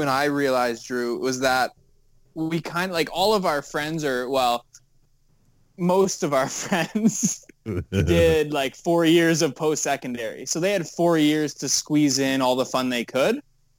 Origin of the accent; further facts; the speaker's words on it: Windsor, Ontario, Canada; because I'm from Windsor